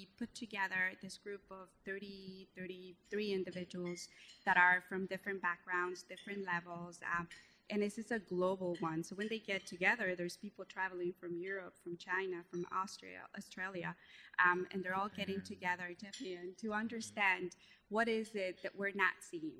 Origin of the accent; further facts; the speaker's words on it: Guatemala; English is a second language; moved away; I'm originally from Guatemala, so you could hear I have an accent